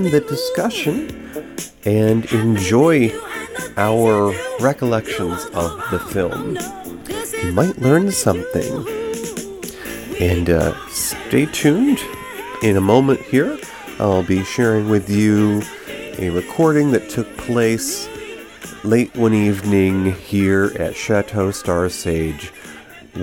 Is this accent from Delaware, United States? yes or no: no; New York, United States; moved away as an adult; during my growing up in New York, I did not get to the big city, the Big Apple, until my 20s, when I was soon to be leaving the state for a decade at least